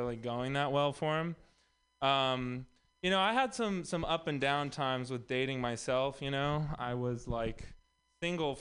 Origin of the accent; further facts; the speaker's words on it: Texas, United States; moved away; also born or lived in Los Angeles; I'm also from Texas